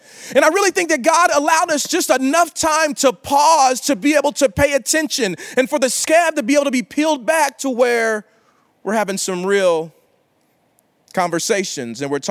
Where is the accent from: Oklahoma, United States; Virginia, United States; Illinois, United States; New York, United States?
Oklahoma, United States; In Oklahoma, like I'm from the South. I mean, we kind of call ourselves the South, but we're the Midwest